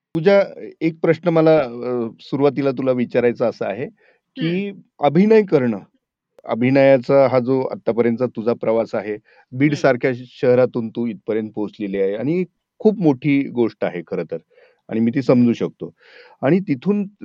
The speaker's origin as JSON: {"language": "Marathi", "area": "Marathwada", "region": "Maharashtra", "country": "India", "said": "मी स्वतःही मराठवाड्यातला आहे"}